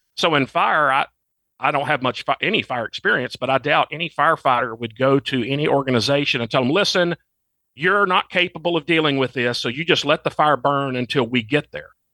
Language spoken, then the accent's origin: English; Arkansas, United States; moved away as an adult; I'm from Arkansas, and that's now where I, I'm back home living again.